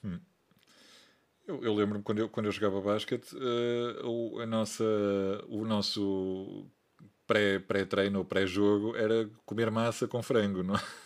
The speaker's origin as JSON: {"language": "Portuguese", "town": "Porto", "region": "Norte", "country": "Portugal", "said": "sou do Porto"}